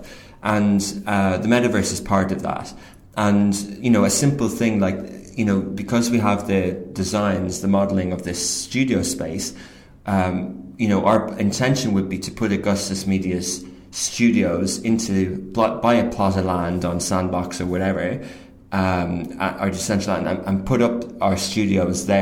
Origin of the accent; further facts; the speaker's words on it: Ireland; moved away as an adult; also born or lived in Kildare / Dublin / London; now in United Arab Emirates; I grew up in, I'm 38, I grew up in Gaeltacht in Ryanair, and I went to Irish school in Old Parish and then Ring